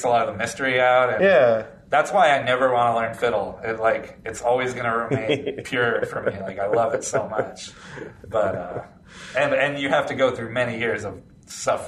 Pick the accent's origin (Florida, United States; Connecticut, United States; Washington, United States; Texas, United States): Florida, United States; I grew up in Florida.